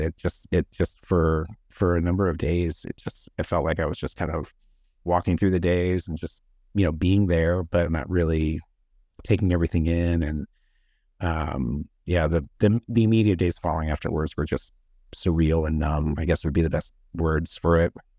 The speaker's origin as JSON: {"language": "English", "town": "Denver", "region": "Colorado", "country": "United States", "tie": "born or raised there", "also_born_or_lived": "California", "said": "I was born in Denver, and then, uh, me and my parents lived there until I, uh, was the, about in kindergarten, and then we moved to California from, you know, kindergarten to about grade, mm, seven, and then moved back to Colorado"}